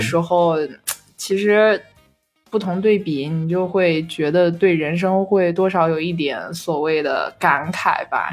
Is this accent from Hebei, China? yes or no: yes; Shijiazhuang, Hebei, China; moved away; also born or lived in Shanghai; 我一直在我老家就在石家庄待着嘛